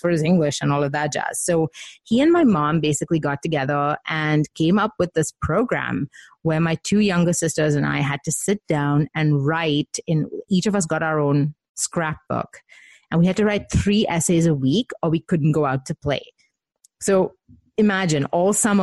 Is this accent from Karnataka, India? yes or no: no; Mumbai, Maharashtra, India; I grew up in Mumbai with Indian parents